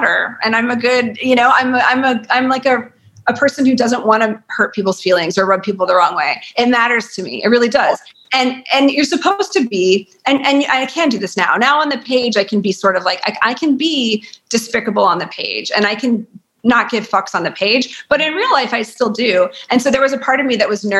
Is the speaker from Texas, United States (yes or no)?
yes; Lubbock, Texas, United States; also born or lived in Turkey, Texas; I was born in Lubbock.